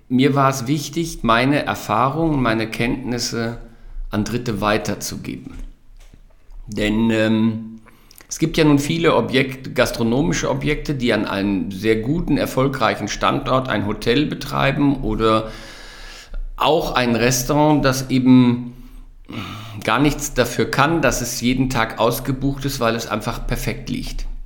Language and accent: German; Wadersloh, North Rhine-Westphalia, Germany; weil ich mich in Wadersloh, in der, in der in meiner Heimat sehr wohl fühlte